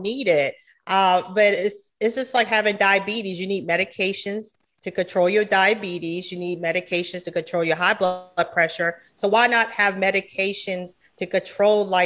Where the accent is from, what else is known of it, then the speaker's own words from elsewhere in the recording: Georgetown, South Carolina, United States; moved away as an adult; now in Charlotte, United States; I'm from Georgetown, South Carolina. So it's a very small town